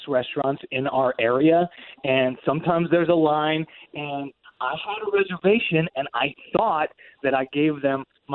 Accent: Longwood, Florida, United States; I am from Longwood.

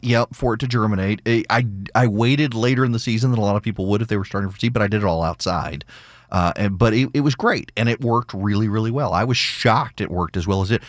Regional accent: Louisiana, United States; moved away; before I was allowed to leave Louisiana, my mom made me learn how to make red beans and rice, jambalaya, and gumbo

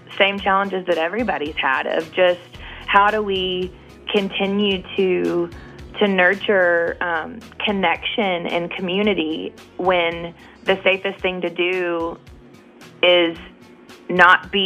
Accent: Nashville, Tennessee, United States; I'm born and raised in Nashville and walked up and down those streets my entire life

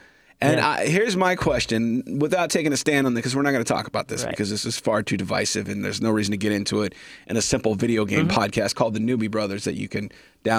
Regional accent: Kansas City, United States; I'm from Kansas City.

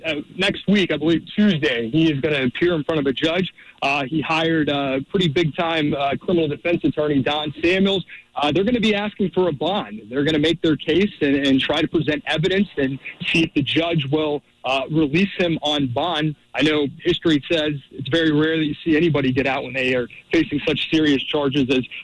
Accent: East Cobb, Georgia, United States; I grew up in East Cobb, so I actually went to high school with his daughter.

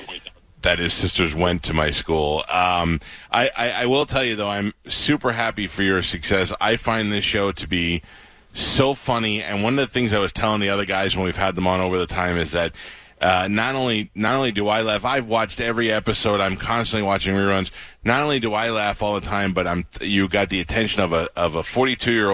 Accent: New York City, New York, United States; I grew up in Newdorp

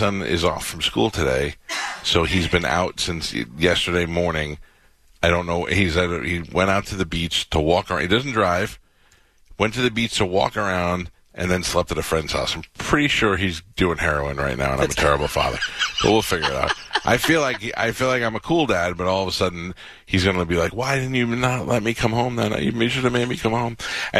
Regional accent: New York City, New York, United States; moved away; I grew up in Staten Island from until I was 18.

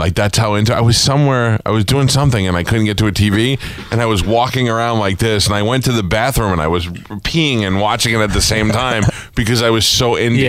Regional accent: New York City, New York, United States; born or raised there

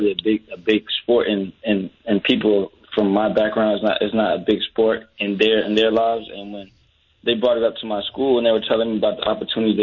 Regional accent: Jacksonville, Florida, United States; I'm from the south side of Jacksonville

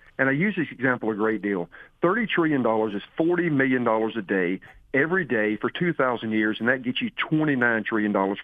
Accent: Henry County, Georgia, United States; I was born and raised in Henry County

